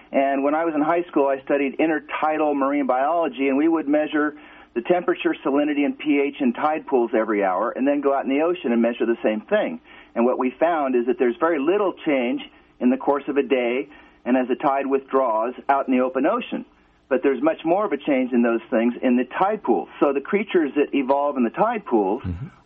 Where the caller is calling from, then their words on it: Calgary, Alberta, Canada; Um, I am from Calgary, Alberta